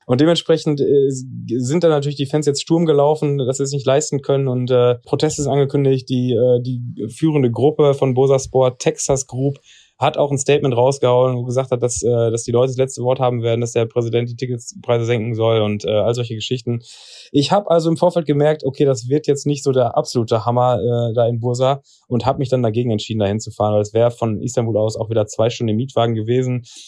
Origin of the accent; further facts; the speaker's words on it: Germany; als Deutscher